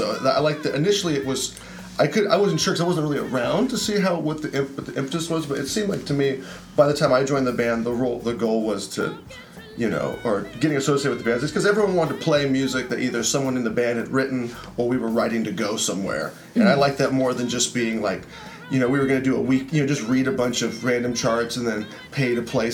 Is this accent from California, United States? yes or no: yes; Vallejo, California, United States; moved away as an adult; now in San Jose, United States; I'm from Vallejo, California. And then I moved to San Jose to finish up college